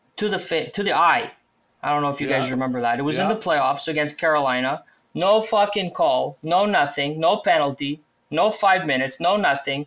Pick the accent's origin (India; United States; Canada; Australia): Canada; Montreal, Quebec; born or raised there; also born or lived in Nepean, Ontario